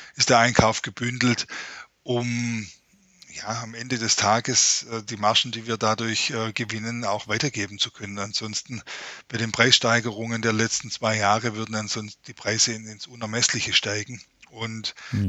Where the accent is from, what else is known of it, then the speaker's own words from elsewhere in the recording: Ostalb, Baden-Württemberg, Germany; accent: Swabian; ich komme genau von der anderen Seite in Baden-Württemberg, von der Grenze zu Bayern, äh, ja. von der schönen Ostalb